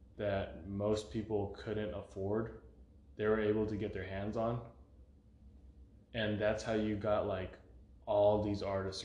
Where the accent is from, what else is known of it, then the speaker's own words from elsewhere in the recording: San Francisco, California, United States; I was born in San Francisco, I guess.